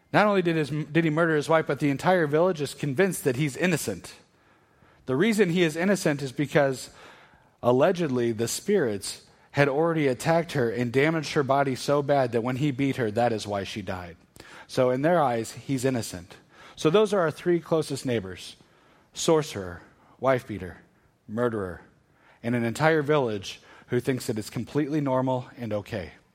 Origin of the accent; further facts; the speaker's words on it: Northern Iowa, United States; moved away as an adult; also born or lived in Arkansas; I grew up in Northern Iowa, ended up at the University of Arkansas